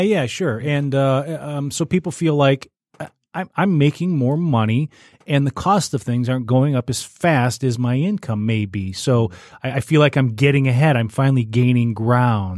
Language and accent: English; Warren, United States; where I grew up in Warren, uh, m, my elementary school was contained within my subdivision